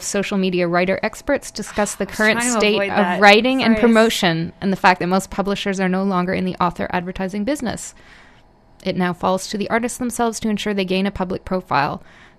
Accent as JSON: {"language": "English", "region": "Ontario", "country": "Canada", "moved": "yes", "lives_now": "Vancouver, Canada", "said": "I'm from Ontario, right? Mm-hmm. So everything's kind of flat."}